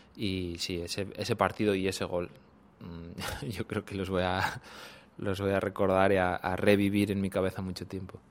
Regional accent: Cantabria, Spain; moved away as an adult; also born or lived in Thailand / Japan; now in Seoul, South Korea; desde los seis años eh, empecé a jugar al equipo de mi, de mi pueblo hasta los 12 que ya me llamó el de, la capital, el Racing de Santander

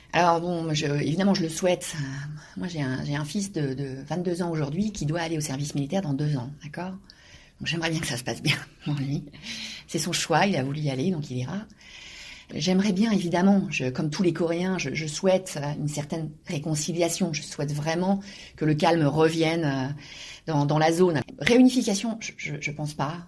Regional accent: Normandy, France; moved away as an adult; now in South Korea; je suis normande, très fière de l'être, très fière de mes origines, très fière de, mon pays de, naissance

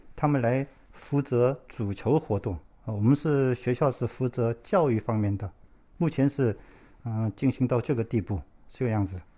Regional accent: South Korea; 我是在韩国出生的，我的父母亲是从中国山东过来的

